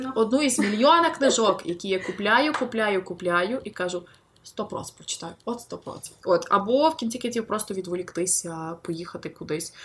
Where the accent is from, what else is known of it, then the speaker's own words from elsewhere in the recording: Lviv, Lviv Oblast, Ukraine; я львів'янка